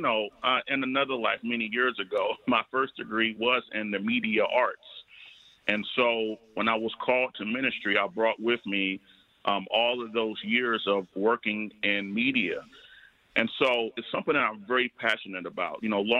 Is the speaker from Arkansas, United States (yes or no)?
no; North Carolina, United States; also born or lived in Baltimore; now in Detroit, United States; my family and I moved here from Baltimore, where I served for 7 years. I'm originally from the South. I grew up in North Carolina.